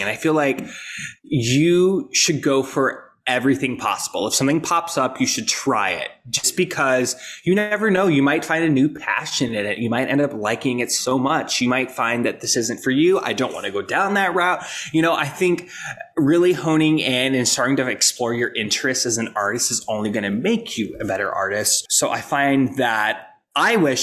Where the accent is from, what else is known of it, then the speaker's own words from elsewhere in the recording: Rapid City, South Dakota, United States; moved away; also born or lived in New York City; So I am originally from Rapid City, South Dakota